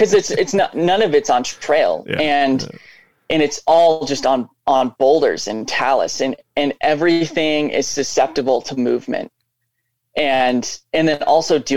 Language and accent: English; Seattle, Washington, United States; moved away as an adult; also born or lived in Montana; I grew up in the Seattle area